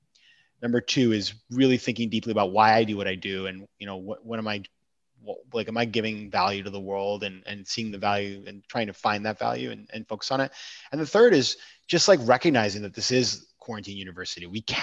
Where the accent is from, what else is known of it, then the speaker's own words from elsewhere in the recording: New York, United States; Like being a New Yorker right now is fantastic.